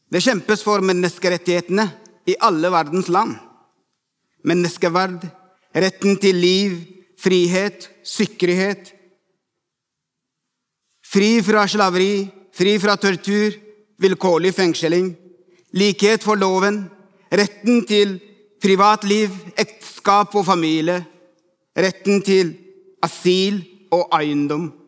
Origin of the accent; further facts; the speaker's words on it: Ethiopia; Norwegian is a second language; now in Norway; 17 år siden kom jeg til Norge fra Etiopia. Jeg ble ikke sjokkert over kulturforskjellene.